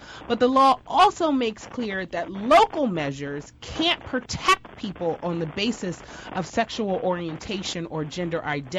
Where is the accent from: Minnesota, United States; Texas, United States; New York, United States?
New York, United States; moved away as an adult; also born or lived in North Carolina; Now, I am from New York, so how in the world did I get to North Carolina? So I went to law school at the University of North Carolina, Chapel Hill. I went in the early 2000s